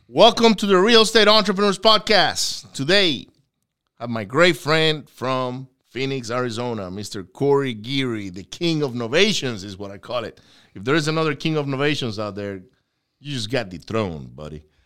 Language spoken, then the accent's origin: English; Venezuela; moved away; I grew up in Venezuela